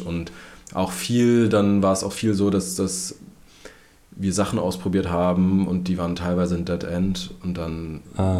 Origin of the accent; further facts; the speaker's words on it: Berlin, Germany; meine Heimatstadt Berlin